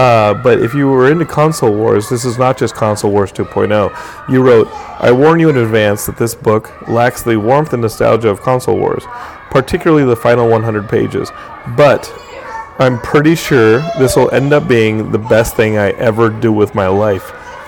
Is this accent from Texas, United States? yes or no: yes; Austin, Texas, United States; I grew up in Austin, and Origin and Ultima were like the big thing, and because it was local.